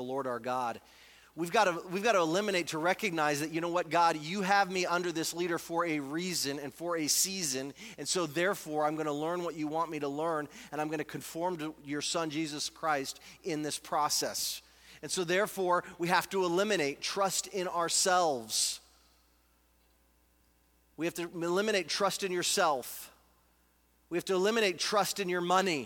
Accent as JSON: {"language": "English", "country": "United States", "said": "I'm an American."}